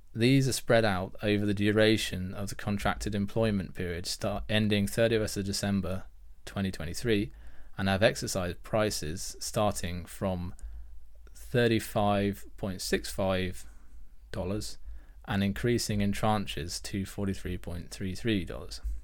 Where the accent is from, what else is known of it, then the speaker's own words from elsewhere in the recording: United Kingdom; I'm British